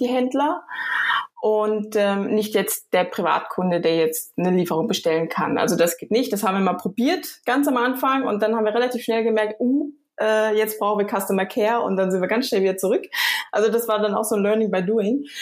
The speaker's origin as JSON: {"language": "German", "area": "near Frankfurt", "region": "Hesse", "country": "Germany", "tie": "born or raised there", "also_born_or_lived": "Düsseldorf", "moved": "yes", "lives_now": "Switzerland", "said": "geboren in Düsseldorf, aber aufgewachsen in der Nähe von Frankfurt"}